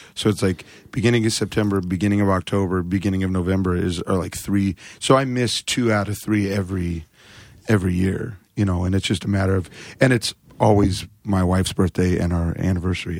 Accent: Phoenix, Arizona, United States; now in Seattle, United States; Phoenix, but I've lived in Seattle for twenty-two years

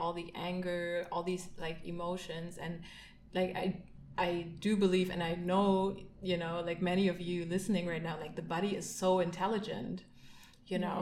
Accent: Berlin, Germany; I grew up in Berlin, in East Berlin

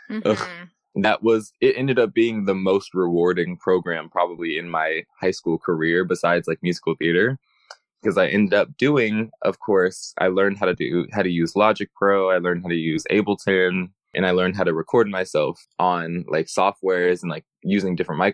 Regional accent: Los Angeles, California, United States; also born or lived in Chicago, Illinois; I was raised

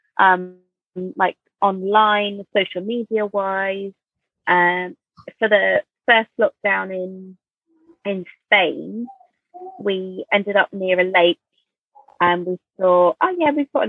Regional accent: Jersey; we're from Jersey

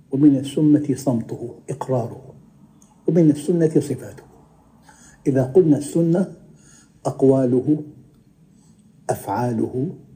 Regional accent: Damascus, Damascus Governorate, Syria; كنت مرة أنا في المغرب وعدت إلى بلدي دمشق سابقا

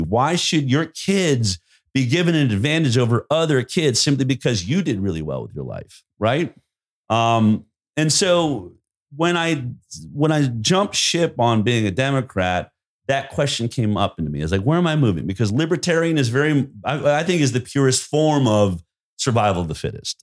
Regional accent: Boulder, Colorado, United States; I grew up in Boulder, Colorado

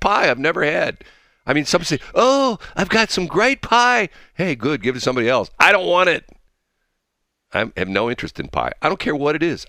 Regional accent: North County, Missouri, United States; on my street growing up in North County

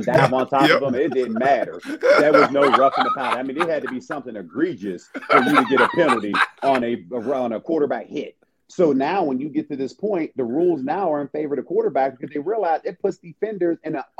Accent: Pittsburgh, Pennsylvania, United States; moved away as an adult; I tried it the first time when I came from Pittsburgh to Eastern Michigan, and all my roommates, you know, they grew up on that.

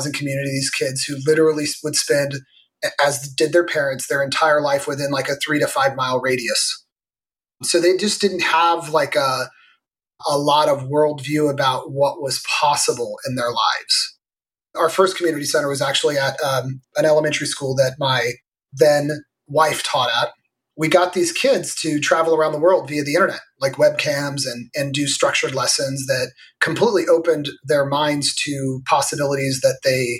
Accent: Morgan Hill, California, United States; I grew up in Northern California, at the time it was a little rural farm town called Morgan Hill that's adjacent to San Jose

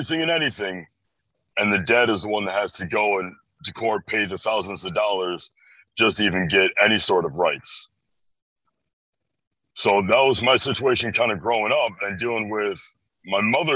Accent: Chicago, Illinois, United States; I'm from Chicago, Illinois, born and raised just around this area in general

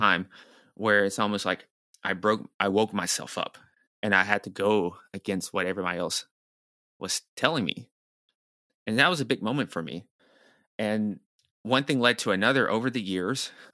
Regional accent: Nashville, Tennessee, United States; moved away as an adult; also born or lived in New York City; I'm from Nashville, Tennessee, which is the, the, the, kinda the deep south

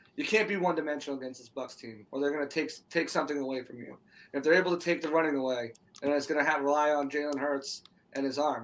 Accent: New England, United States; I was from I was from New England

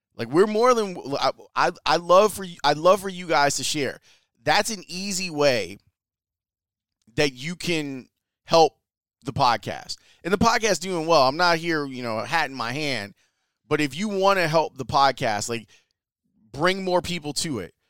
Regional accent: Chicago, Illinois, United States; I'm from Chicago.

